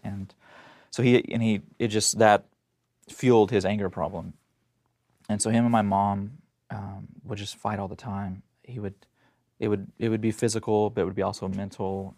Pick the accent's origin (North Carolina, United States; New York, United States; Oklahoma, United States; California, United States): Oklahoma, United States; Tulsa; I was born in Tulsa, Oklahoma, and so that's where all this happened